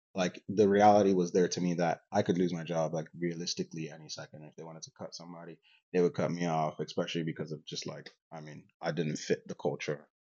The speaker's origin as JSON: {"language": "English", "country": "Nigeria", "tie": "born or raised there", "moved": "yes", "lives_now": "Canada", "said": "I grew up in Nigeria and I moved to Canada."}